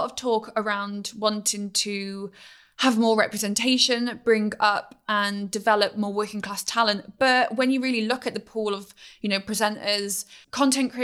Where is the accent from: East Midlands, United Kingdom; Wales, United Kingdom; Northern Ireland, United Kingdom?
Wales, United Kingdom; I am from Wales.